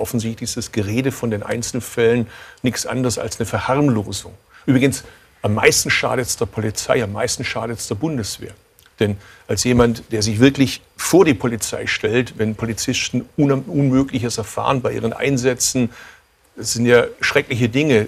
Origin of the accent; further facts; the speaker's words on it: Swabia, Baden-Württemberg, Germany; als Schwabe